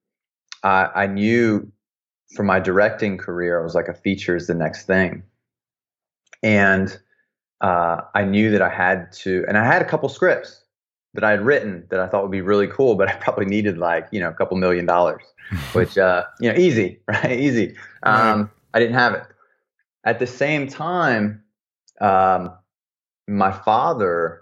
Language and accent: English; the South, United States; growing up in the South as a young man